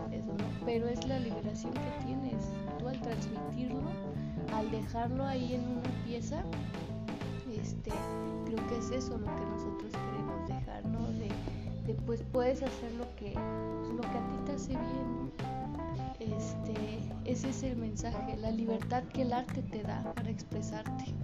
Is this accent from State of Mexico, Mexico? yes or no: yes; San Felipe del Progreso, State of Mexico, Mexico; de donde yo soy, de San Felipe del Progreso